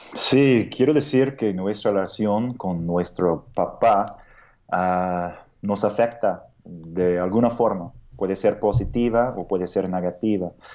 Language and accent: Spanish; United States; Spanish is a second language; moved away as an adult; now in Mexico City, Mexico; soy de Estados Unidos